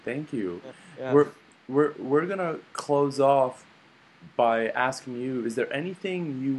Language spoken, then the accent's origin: English; United States; I'm an American